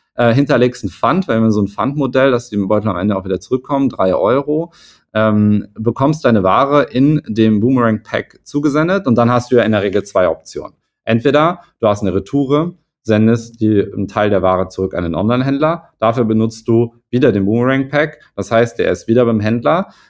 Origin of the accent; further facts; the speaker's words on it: Hamburg, Germany; komme ich aus Hamburg